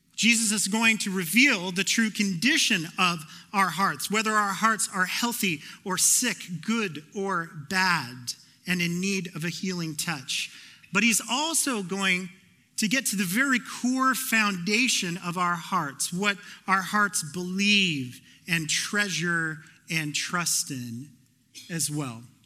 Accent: Canada; I'm Canadian

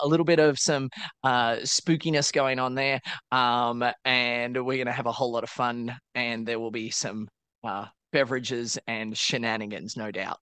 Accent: Australia; I'm Aussie

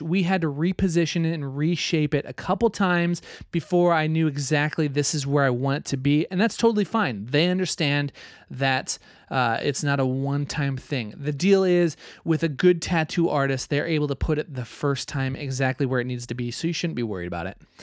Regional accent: Nebraska, United States; I grew up in Nebraska

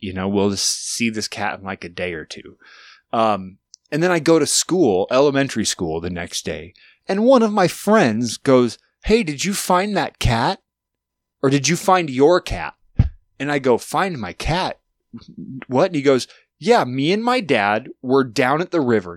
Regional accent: Alaska, United States; I grew up in Alaska in a very small town

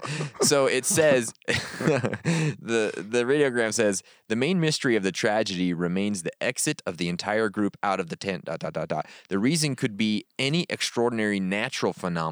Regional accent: Yekaterinburg, Sverdlovsk Oblast, Russia; From hometown Yekaterinburg. Home of a Russian hot dog.

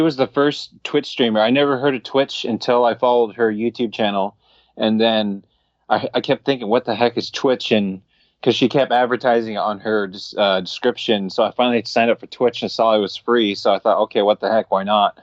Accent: Alaska, United States; I'm from Alaska.

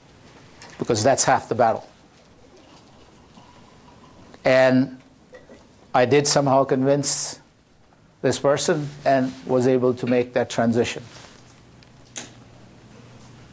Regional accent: Delhi, India; moved away as an adult; now in United States; born and brought up in Delhi

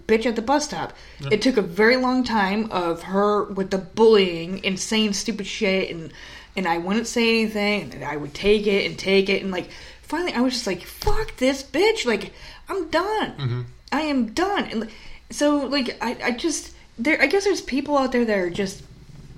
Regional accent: New York, United States; moved away as an adult; also born or lived in New Jersey; we're from New York.

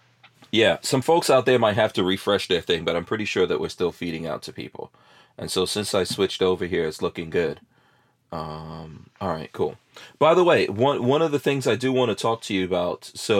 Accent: Guyana; born there; Even where I was born in Guyana, there's a lot of gold coming out of there.

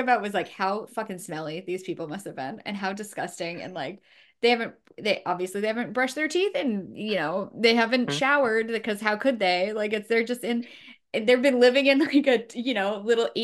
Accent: New Hampshire, United States; I'm from New Hampshire

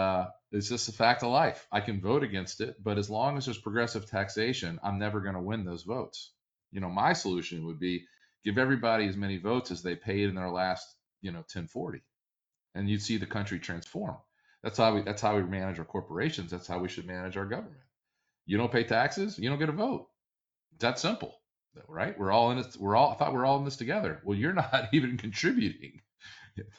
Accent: Florida, United States; also born or lived in Baltimore, Maryland; I grew up in Florida and I have a lot of old friends in the greater South Florida Miami area

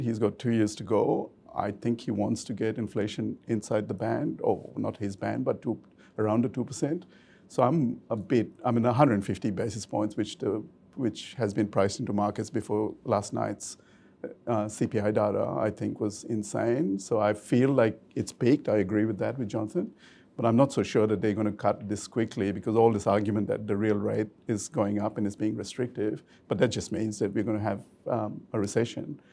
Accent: Australia; an Aussie investor

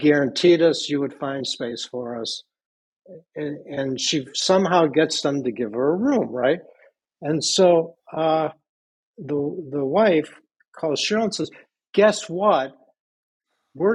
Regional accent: Midwest, United States; now in Greenwich, United States; The two kids from the Midwest

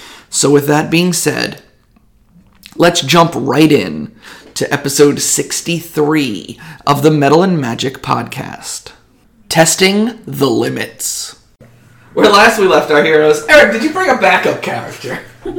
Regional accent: Louisiana, United States; Listen, I'm from Louisiana.

